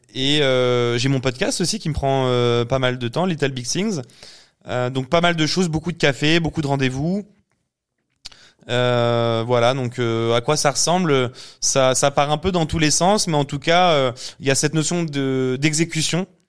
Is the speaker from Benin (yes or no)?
no; Paris, Île-de-France, France; suis parisien